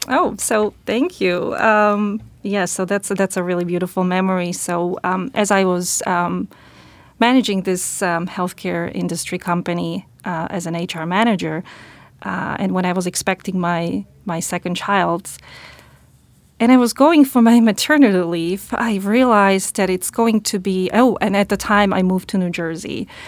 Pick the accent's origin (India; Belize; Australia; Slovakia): Slovakia; English is a second language; moved away as an adult; now in United States; I'm originally from Slovakia.